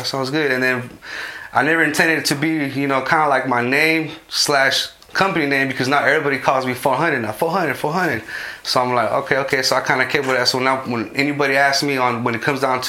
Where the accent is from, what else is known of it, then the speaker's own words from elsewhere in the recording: Modesto, California, United States; I grew up in Modesto, east side of Modesto, a neighborhood called Airport. I grew up there basically